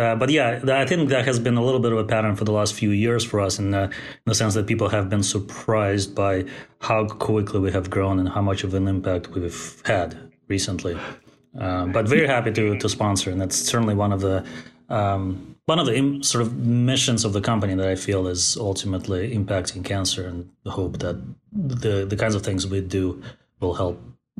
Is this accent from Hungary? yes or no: no; Russia; English is a second language; In fact, growing up in Soviet Russia, I remember being a little kid thinking to myself, what are the chances that I would be born in the best country in the history of the world?